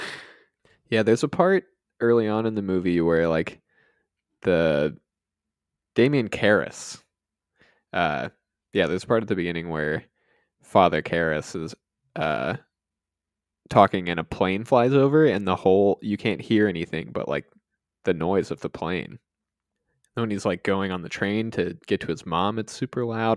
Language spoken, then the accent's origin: English; Georgia, United States; I living in, growing up in Georgia